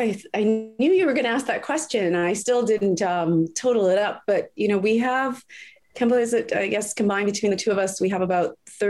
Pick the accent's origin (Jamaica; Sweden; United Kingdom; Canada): Jamaica; moved away; And because I feel like I came from nothing, I'm an immigrant from Jamaica. My family didn't own or have anything.